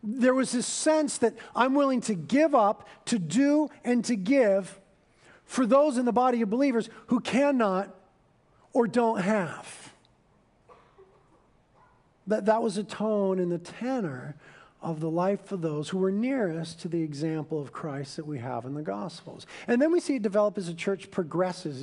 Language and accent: English; United States; we're Americans, and we were raised in American corporate culture